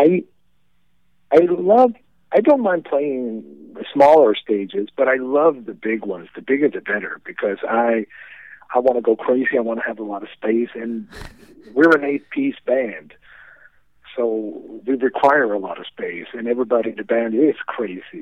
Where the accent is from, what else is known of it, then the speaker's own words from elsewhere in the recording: southern Sweden, Sweden; moved away as an adult; now in Stockholm, Sweden; We were born and raised in a small town in the southern part of Sweden.